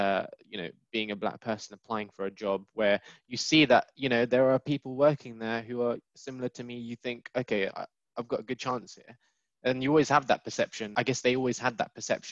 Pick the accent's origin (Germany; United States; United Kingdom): United Kingdom; born and bred in the UK